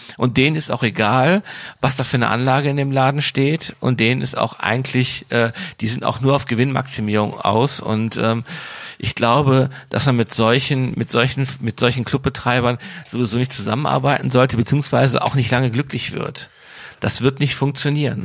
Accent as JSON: {"language": "German", "town": "Wuppertal", "region": "North Rhine-Westphalia", "country": "Germany", "said": "Ich komme aus Wuppertal"}